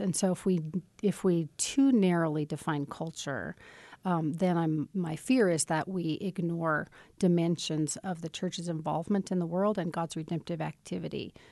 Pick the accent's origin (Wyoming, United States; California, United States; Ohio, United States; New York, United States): Wyoming, United States; Casper; I was born in Casper